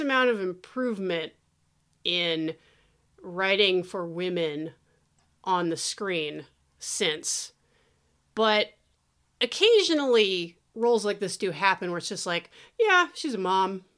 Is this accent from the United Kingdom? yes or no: no; Thousand Oaks, California, United States; I grew up in Thousand Oaks